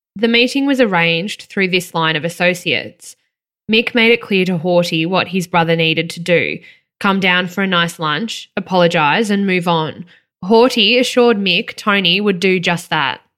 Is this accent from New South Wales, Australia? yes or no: no; Victoria, Australia; growing up in Victoria